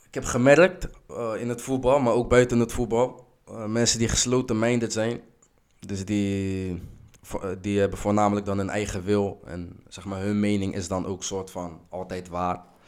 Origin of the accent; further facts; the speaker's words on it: Rotterdam, South Holland, Netherlands; now in Schiedam, Netherlands; geboren in Rotterdam, woonachtig in Schiedam